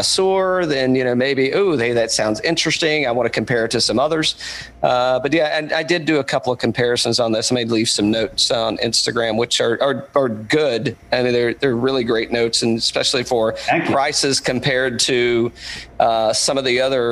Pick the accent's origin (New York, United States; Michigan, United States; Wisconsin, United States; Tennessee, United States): Tennessee, United States; East; moved away; I'm from East Tennessee originally. I'm a hillbilly man from way back